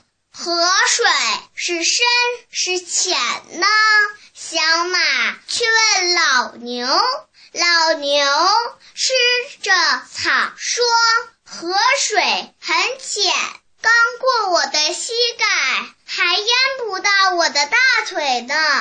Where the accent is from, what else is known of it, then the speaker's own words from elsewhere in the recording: Shenyang, Liaoning, China; 今年五岁了。 我来自辽宁省沈阳市河南一小幼儿园爱童班。